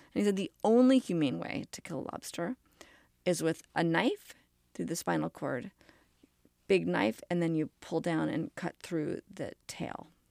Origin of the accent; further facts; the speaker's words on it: New York City, New York, United States; I grew up in New York City